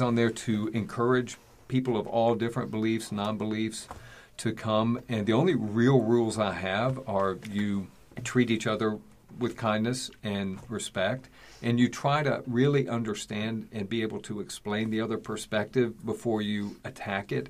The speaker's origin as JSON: {"language": "English", "region": "East Tennessee", "country": "United States", "moved": "yes", "said": "I'm originally from Tennessee, East Tennessee"}